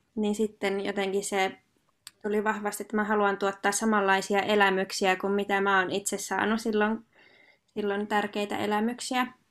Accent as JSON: {"language": "Finnish", "town": "Hankasalmi", "region": "Central Finland", "country": "Finland", "said": "mä oon itse Hankasalmelta kotoisin"}